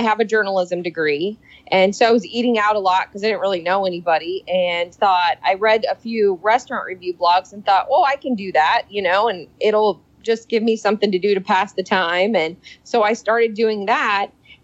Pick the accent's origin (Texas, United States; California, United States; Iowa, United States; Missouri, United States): Iowa, United States; moved away as an adult; now in Cincinnati, United States; I'm from Iowa.